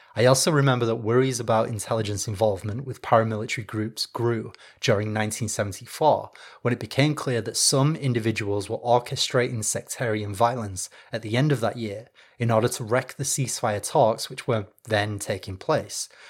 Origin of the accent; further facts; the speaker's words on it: Leeds, Yorkshire and the Humber, United Kingdom; my home town of Leeds, where I come from. Leeds is in the north of England, in case you can't tell from the accent.